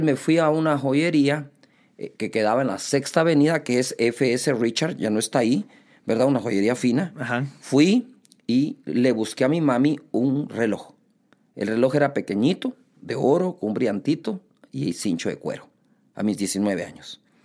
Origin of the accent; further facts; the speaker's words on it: Guatemala City, Guatemala Department, Guatemala; nací aquí en Guatemala